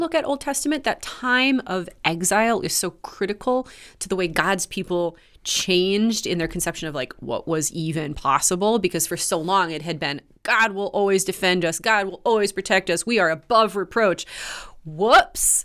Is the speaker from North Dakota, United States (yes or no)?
yes; Grand Forks, North Dakota, United States; Grand Forks built back, my hometown built back